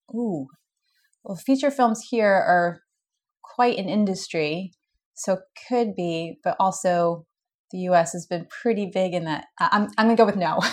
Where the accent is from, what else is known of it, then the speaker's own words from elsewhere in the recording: United States; Being an American